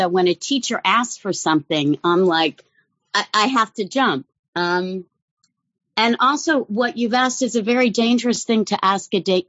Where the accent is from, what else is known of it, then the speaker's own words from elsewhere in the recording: Whitehall, Pennsylvania, United States; moved away; I said, I'm not from the Jewish part. Oh, where are you from? And then I said, Whitehall.